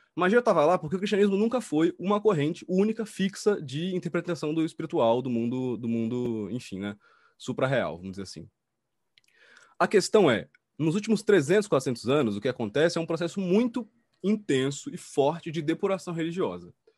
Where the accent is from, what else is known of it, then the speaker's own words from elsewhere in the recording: Salvador, Bahia, Brazil; now in São Paulo, Brazil; sou de Salvador, moro em São Paulo há muito tempo